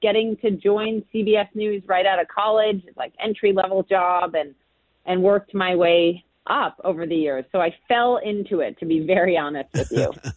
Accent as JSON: {"language": "English", "region": "Minnesota", "country": "United States", "tie": "born or raised there", "moved": "yes", "lives_now": "Brooklyn, United States", "said": "my hometown of Minnesota. Home state of Minnesota"}